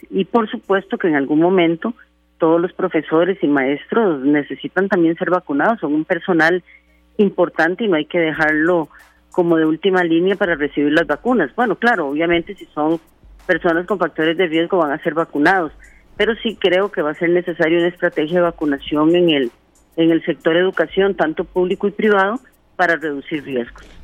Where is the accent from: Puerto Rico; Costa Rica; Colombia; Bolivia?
Costa Rica; nosotros como costarricenses